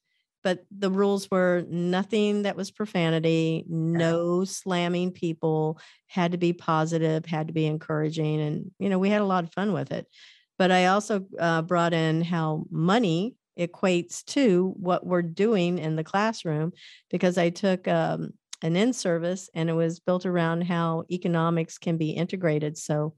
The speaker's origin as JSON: {"language": "English", "region": "Kansas", "country": "United States", "tie": "born there", "also_born_or_lived": "Missouri", "said": "I was born in Kansas, lived in Missouri, lived all over the US, but don't ever remember being in Ohio."}